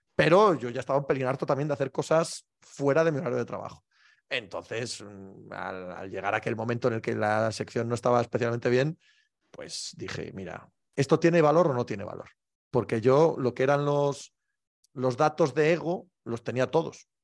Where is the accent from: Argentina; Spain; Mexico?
Spain; Cangas del Narcea, Asturias; born or raised there